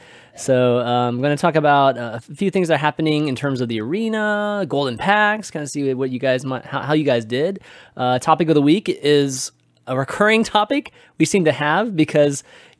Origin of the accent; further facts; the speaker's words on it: the South, United States; accent: Southern; But you know, Allie, I don't think that, you know, my like southern accent like carries the same thing in UK.